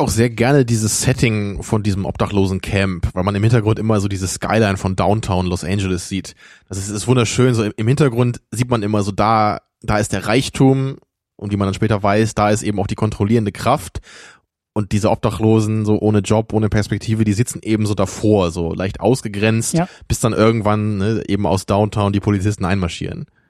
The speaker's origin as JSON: {"language": "German", "town": "Rotenburg", "region": "Lower Saxony", "country": "Germany", "moved": "yes", "said": "ich komme ja aus Rotenburg, Wimmel"}